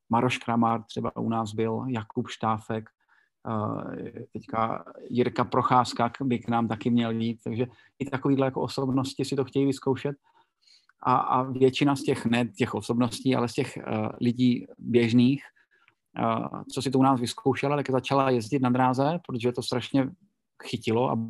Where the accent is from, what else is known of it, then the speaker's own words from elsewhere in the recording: Brno, South Moravian Region, Czechia; jsem Brňák a v Brně máme velodrom, takový ten starý, tu čtyřstovku dlouhou betonovou